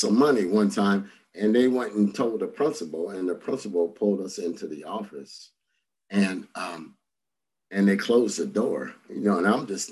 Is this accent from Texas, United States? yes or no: no; Santa Ana, California, United States; I grew up here in Orange County and in Santa Ana, to be exact